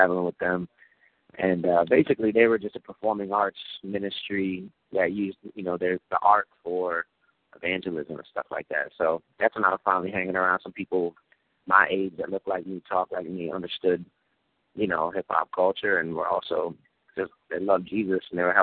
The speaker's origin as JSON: {"language": "English", "town": "Syracuse", "region": "New York", "country": "United States", "tie": "born or raised there", "said": "I grew up in New York, in Syracuse, New York, single-parent home, me and my mom"}